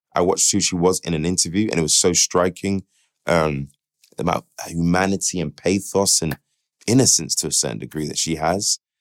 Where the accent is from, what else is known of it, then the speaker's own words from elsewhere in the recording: United Kingdom; who we are as British people